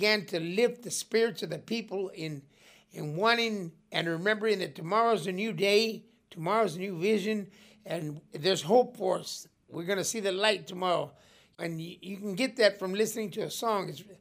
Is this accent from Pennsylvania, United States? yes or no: no; Blythe, California, United States; my hometown, Blythe